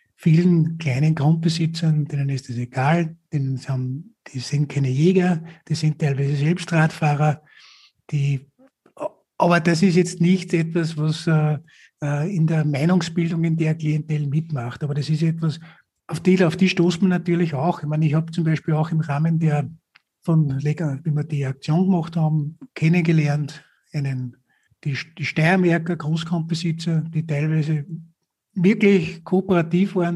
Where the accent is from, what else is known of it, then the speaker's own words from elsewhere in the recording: Upper Austria, Austria; Oberösterreich, also in meinem Heimatbundesland